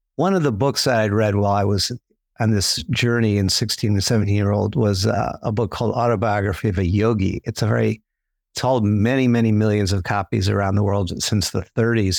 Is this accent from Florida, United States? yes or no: no; New York City, New York, United States; I grew up in New York City